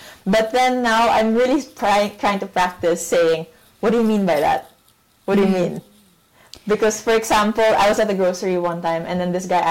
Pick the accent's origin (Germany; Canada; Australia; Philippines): Philippines; moved away as an adult; in the context of being like a Filipino abroad